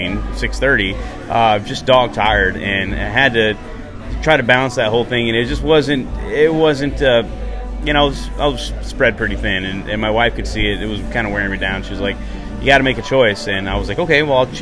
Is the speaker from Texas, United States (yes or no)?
yes; Texas, United States; moved away; also born or lived in Las Cruces, New Mexico; Growing up in Texas